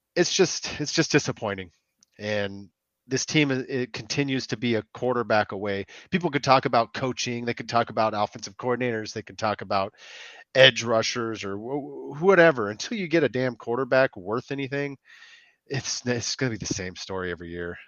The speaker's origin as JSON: {"language": "English", "region": "California", "country": "United States", "said": "I'm from California"}